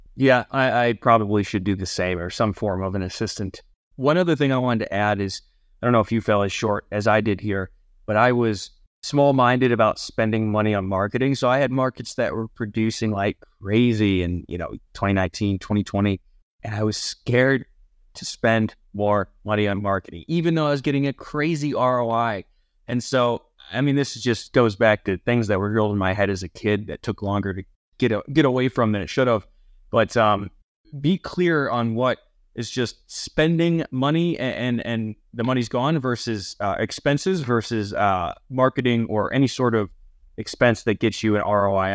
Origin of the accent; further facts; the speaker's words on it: near Cleveland, Ohio, United States; moved away; growing up near Cleveland